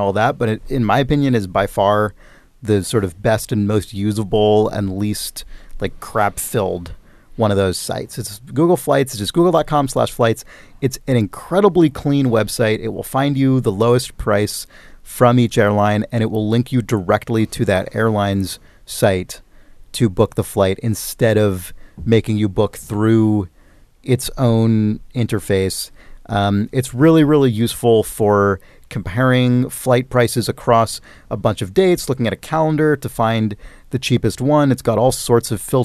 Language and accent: English; San Francisco, California, United States; my hometown of San Francisco